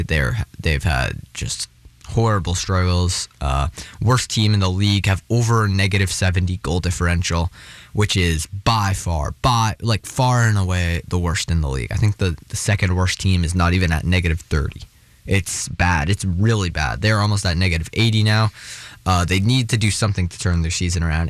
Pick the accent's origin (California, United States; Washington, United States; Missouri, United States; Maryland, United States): Washington, United States; Seattle; also born or lived in Oregon; I'm from Seattle.